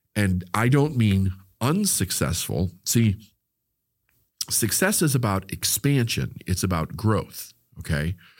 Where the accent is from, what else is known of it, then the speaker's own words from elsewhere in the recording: Chicago, Illinois, United States; the community that I grew up with in Chicago